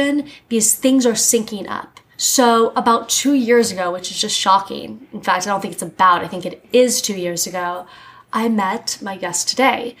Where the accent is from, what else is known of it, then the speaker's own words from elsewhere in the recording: Miami, Florida, United States; now in New York, United States; I grew up in Miami, so it was just hot all the time. And then I moved to New York